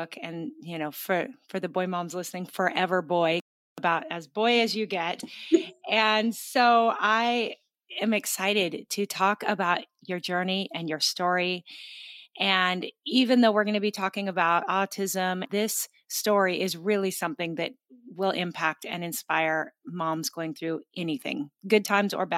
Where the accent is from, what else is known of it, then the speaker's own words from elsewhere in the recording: Gig Harbor, Washington, United States; my hometown in Washington State is Gig Harbor, G-I-G, Harbor